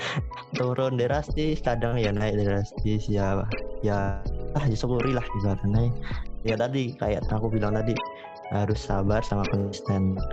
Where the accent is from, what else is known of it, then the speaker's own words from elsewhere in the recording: Yogyakarta, Special Region of Yogyakarta, Indonesia; di kampungku sendiri itu udah ada tiga tiga yang buka cuci sepatu bayangin aja kalau satu kampung tiga buka cuci sepatu tiap kampung-kampung di kota Jogja gitu